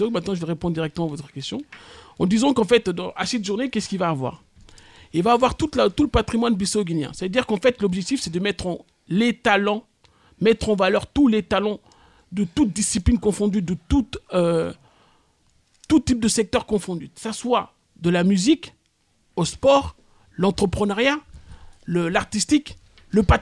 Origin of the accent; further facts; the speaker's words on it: France; Aujourd'hui, je suis français et je suis fier d'être français.